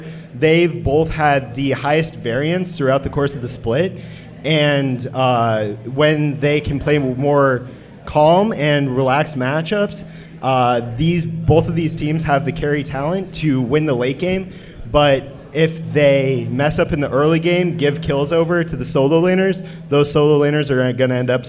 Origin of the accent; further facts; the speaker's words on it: Denver, Colorado, United States; I'm from Denver, Colorado.